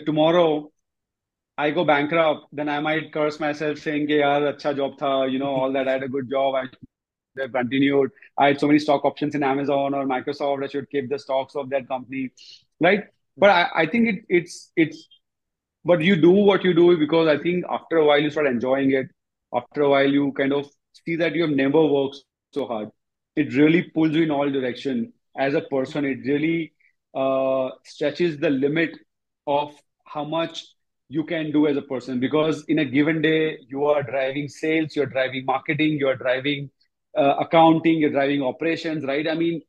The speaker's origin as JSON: {"language": "English", "country": "India", "said": "I just knew I wanted to be back in India, close to my parents and kind of, you know, my home country."}